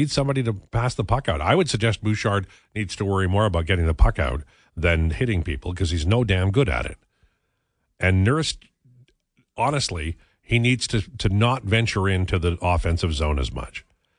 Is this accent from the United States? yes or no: no; Canada; I'm a Canadian.